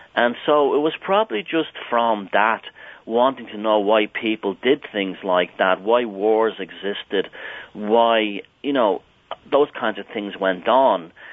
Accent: Ireland; I grew up in Southern Ireland

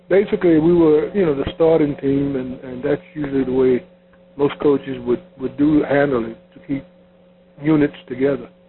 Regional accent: Chicago, Illinois, United States; Uh, he, he was a Chicago Bull, and we're from Chicago.

